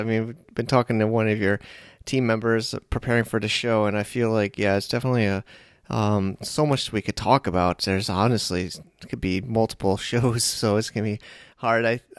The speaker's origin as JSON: {"language": "English", "country": "United States", "tie": "born or raised there", "also_born_or_lived": "China", "moved": "as an adult", "said": "I'm an American born."}